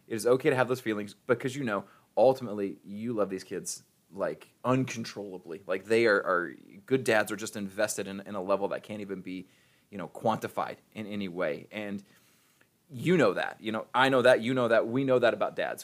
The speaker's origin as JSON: {"language": "English", "region": "Ohio", "country": "United States", "moved": "yes", "lives_now": "Missouri, United States", "said": "I'm from Ohio"}